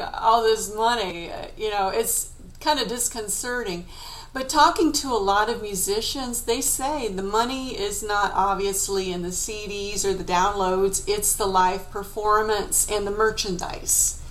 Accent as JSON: {"language": "English", "country": "United States", "said": "being an American"}